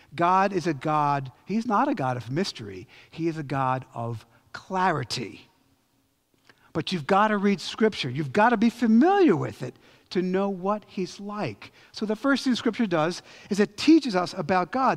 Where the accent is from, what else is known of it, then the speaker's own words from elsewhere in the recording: Philadelphia, Pennsylvania, United States; I'm from Philly